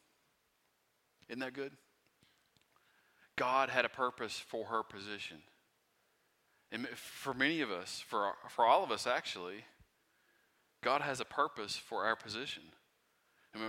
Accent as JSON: {"language": "English", "town": "Pound", "country": "United States", "said": "I'm from Pound, and so I'm like used to haulers and gravel roads and stuff like"}